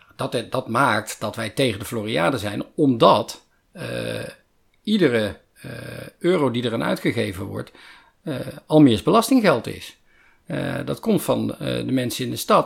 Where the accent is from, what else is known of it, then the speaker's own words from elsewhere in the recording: Netherlands; ik ben een Nederlander